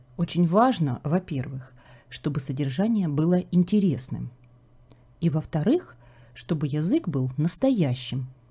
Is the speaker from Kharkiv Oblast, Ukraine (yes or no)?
yes; Kharkiv, Kharkiv Oblast, Ukraine; moved away as an adult; now in Canada; город Харьков. Это мой родной город